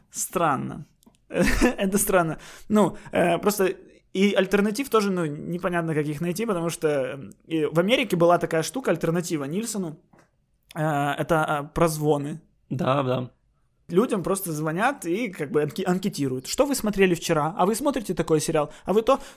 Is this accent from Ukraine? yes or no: yes; Kyiv, Ukraine; А не представлен вот я, киевлянин